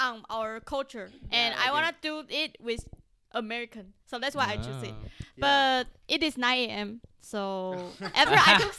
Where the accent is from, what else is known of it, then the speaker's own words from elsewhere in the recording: Taiwan; now in United States; The professor knows I'm from Taiwan